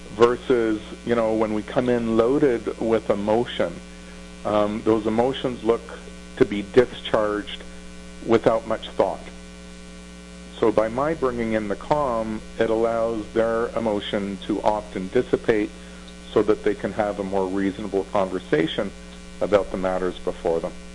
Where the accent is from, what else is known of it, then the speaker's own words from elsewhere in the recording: Toronto, Ontario, Canada; also born or lived in Thornhill, Ontario; in grade 7 and 8, we moved from Bathurst and Wilson to Thornhill, Ontario